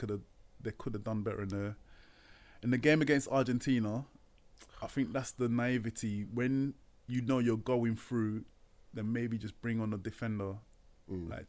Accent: London, United Kingdom; also born or lived in Swansea; I grew up in East London

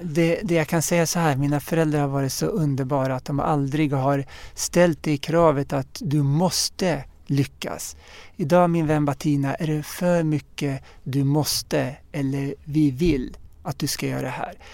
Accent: Uppsala, Uppsala County, Sweden; jag är född och uppvuxen här i, i Sverige och i Uppsala

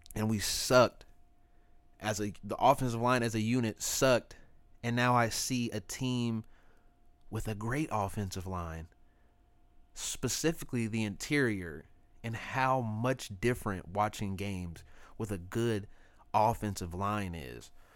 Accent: Kansas City, Missouri, United States; I'm from Kansas City

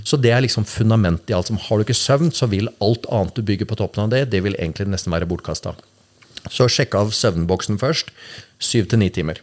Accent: Norway; vi er født i Norge

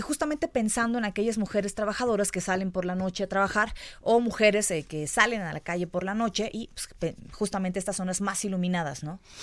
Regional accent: La Paz, Baja California Sur, Mexico; moved away as an adult; now in Mexico City, Mexico; yo soy de La Paz, Baja California Sur. Ahí toda mi vida, 24 años viví ahí

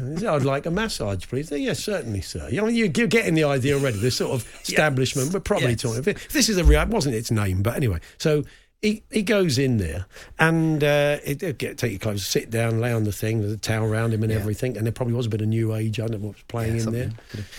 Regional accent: West Midlands, United Kingdom; as a 9-year-old growing up in Warwickshire in the 1980s

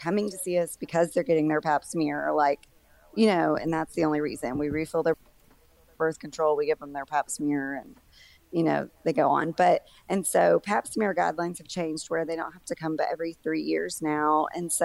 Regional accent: Arkansas, United States; also born or lived in Oklahoma; I'm from Arkansas, but I went to Oklahoma and did my residency over there for 4 years, and I moved back here in 2011.

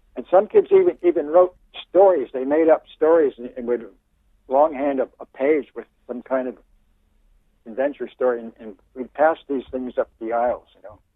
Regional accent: Bucks County, eastern Pennsylvania, United States; also born or lived in Virginia; now in Oregon, United States; I grew up in um, eastern Pennsylvania, in Bucks County, which is near, um, kind of lies between Philadelphia and, and New York City

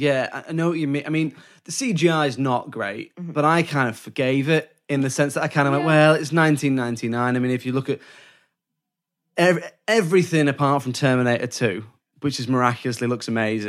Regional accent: United Kingdom; Oh, I'm British.

